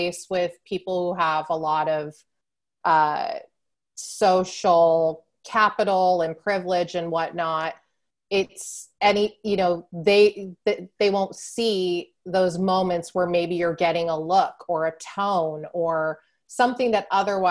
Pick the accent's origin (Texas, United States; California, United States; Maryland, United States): California, United States; San Diego; I grew up in San Diego, which is right on the ocean